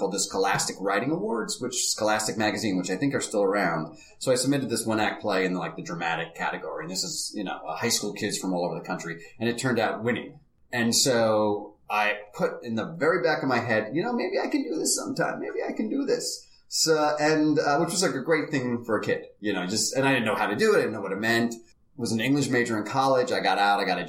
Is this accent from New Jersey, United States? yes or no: yes; New Jersey, United States; I grew up in New Jersey